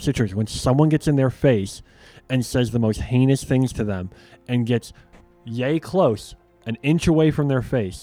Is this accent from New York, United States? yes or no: no; Chicago, Illinois, United States; the amount of fights we got in sports and growing up in Chicago was just out of this world.